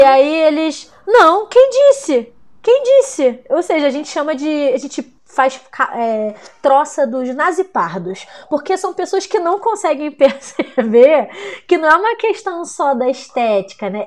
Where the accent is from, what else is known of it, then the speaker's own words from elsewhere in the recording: Brazil; somos latinos no Brasil